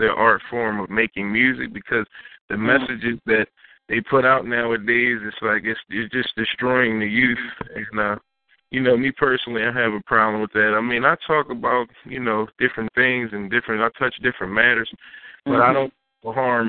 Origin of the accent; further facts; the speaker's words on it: Philadelphia, Pennsylvania, United States; I'm from Philadelphia, from Logan, the Logan section of Philadelphia, you know, born and raised